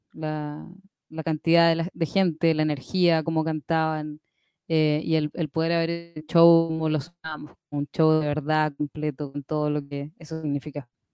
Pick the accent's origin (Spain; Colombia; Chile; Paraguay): Chile; de Chile